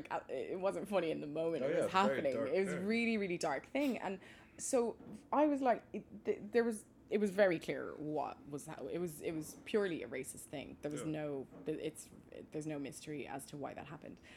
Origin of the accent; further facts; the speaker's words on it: Maynooth, Leinster, Ireland; where are you originally from? And I always respond with Maynooth, County Kildare